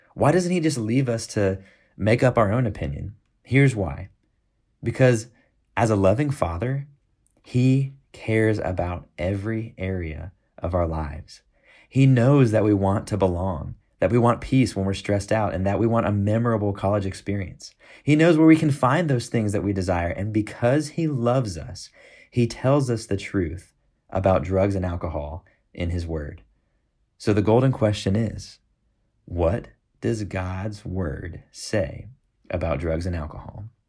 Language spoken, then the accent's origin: English; Houston, Texas, United States; moved away as an adult; also born or lived in Fayetteville, Arkansas; now in Tucson, United States; I grew up in Houston, Texas